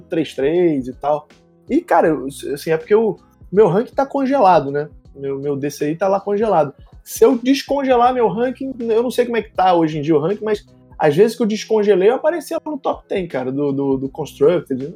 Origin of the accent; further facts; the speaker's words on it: Rio de Janeiro, Brazil; eu sou do Rio, mais especificamente da Tijuca, que é quase um país, né, dentro do Rio de Janeiro, eu sou tijucano antes de ser é carioca.